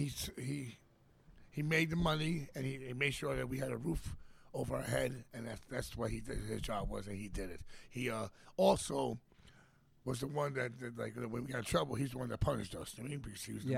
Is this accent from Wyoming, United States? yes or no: no; New York City, New York, United States; moved away as an adult; also born or lived in Los Angeles, United States; I'm from Queens. Jackson Heights, Queens